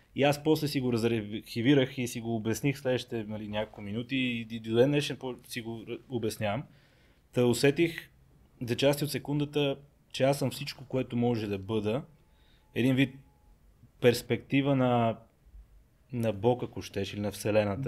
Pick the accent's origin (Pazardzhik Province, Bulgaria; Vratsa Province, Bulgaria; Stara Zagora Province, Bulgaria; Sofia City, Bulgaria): Pazardzhik Province, Bulgaria; Pazardzhik; Аз съм роден в Пазарджик, там съм израснал